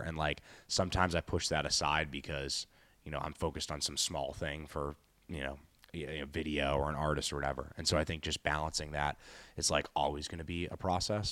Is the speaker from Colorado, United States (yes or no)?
no; Boston, Massachusetts, United States; I'm from Boston